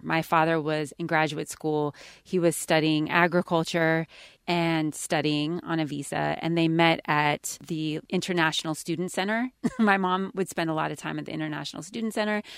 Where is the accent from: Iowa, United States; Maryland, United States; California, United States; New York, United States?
California, United States; I grew up in California